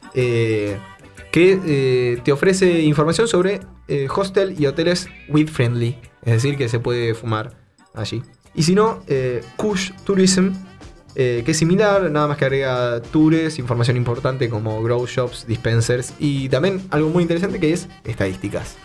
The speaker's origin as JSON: {"language": "Spanish", "town": "Bahía Blanca", "region": "Buenos Aires Province", "country": "Argentina", "said": "somos de Bahía Blanca, una ciudad al centro sur de, Argentina."}